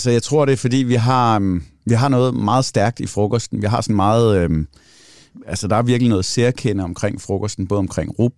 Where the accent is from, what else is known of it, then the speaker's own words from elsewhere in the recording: Central Denmark Region, Denmark; Mine forældre kommer fra, fra Hørsholm, eller fra Sjælland af, og derfor er min accent heller ikke specielt jysk, hvis nogen undrer sig over det. Så hvad hedder det? Og så flyttede vi... Øh, øh, til Djursland i et eller andet faldfærdigt hus